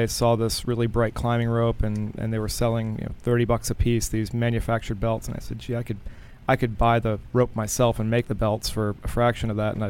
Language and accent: English; Glen Arm, Maryland, United States; So a place called Glen Arm, Maryland, is about 40 minutes north of Baltimore.